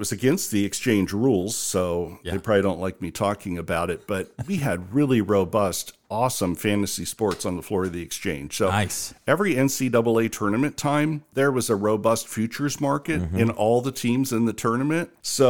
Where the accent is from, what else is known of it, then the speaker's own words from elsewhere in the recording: Ohio, United States; moved away; also born or lived in New York; knowing I was from Ohio